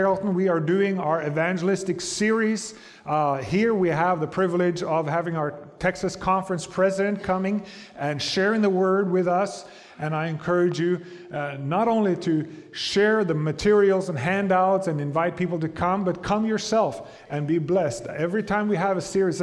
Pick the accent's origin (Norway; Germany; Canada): Norway; moved away; I come from Norway